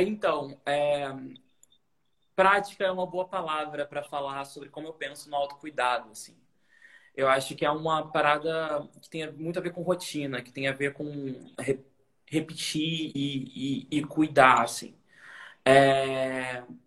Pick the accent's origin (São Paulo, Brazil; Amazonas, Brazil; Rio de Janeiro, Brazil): Rio de Janeiro, Brazil; Niterói; moved away as an adult; now in Rio de Janeiro, Brazil; eu sou de Niterói, né? Que nem você, Niterói. Uhum. É, e eu vim morar no Rio quando eu tinha 20 anos